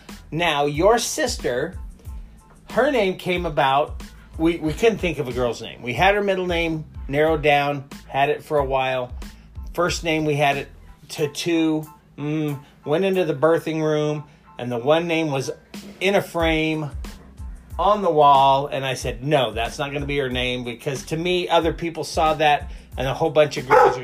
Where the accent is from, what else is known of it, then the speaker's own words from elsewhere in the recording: Nebraska, United States; growing up in Nebraska